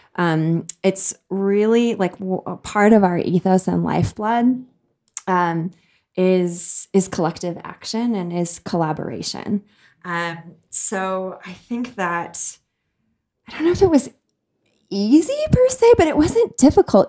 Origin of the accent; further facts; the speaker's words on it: United States; moved away as an adult; also born or lived in South Africa; now in Kenya; I was born and raised in the United States